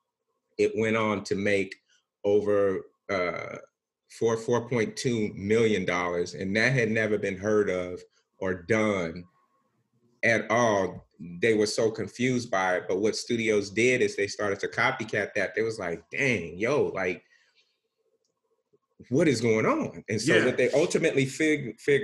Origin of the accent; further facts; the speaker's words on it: Bakersfield, California, United States; moved away as an adult; also born or lived in Los Angeles area; I'm born and raised in Bakersfield, and Bakersfield is an extension of the Bay, not LA.